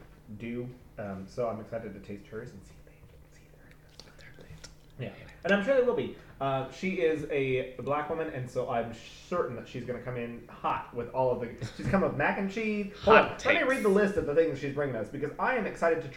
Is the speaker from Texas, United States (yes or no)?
yes; Texas, United States; I'm Texan